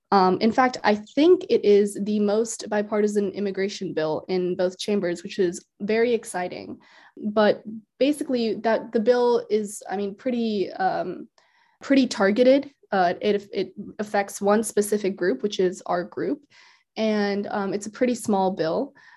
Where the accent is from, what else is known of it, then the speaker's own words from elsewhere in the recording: Iowa, United States; also born or lived in India; I've been in Iowa for most of my life